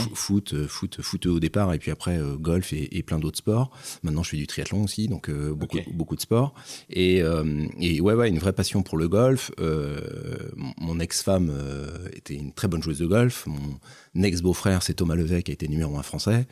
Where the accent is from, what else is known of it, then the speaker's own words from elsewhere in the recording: Nantes, Pays de la Loire, France; je suis un Nantais, alors 50 ans, j'ai juste avant 50 ans. Euh, Nantais, pur Nantais